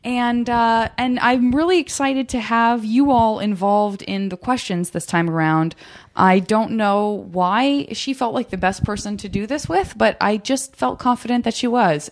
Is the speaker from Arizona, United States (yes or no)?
yes; Arizona, United States; I'm from Arizona